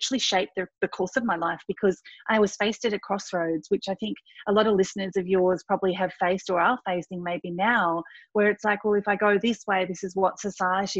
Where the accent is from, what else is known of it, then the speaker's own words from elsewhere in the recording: country Victoria, Australia; also born or lived in Thailand / Gippsland; I was born in Thailand. At the age of four, I moved to country Victoria and grew up on a farm